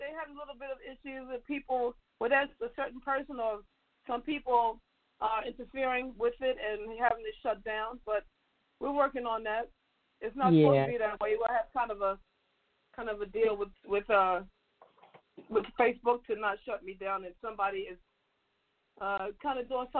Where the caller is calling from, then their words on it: Baltimore, Maryland, United States; I'm still in Baltimore.